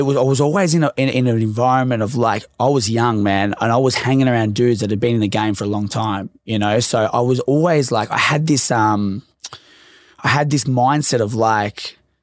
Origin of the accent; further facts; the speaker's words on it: Melbourne, Victoria, Australia; So I grew up in Laverton and obviously in the west side of Melbourne.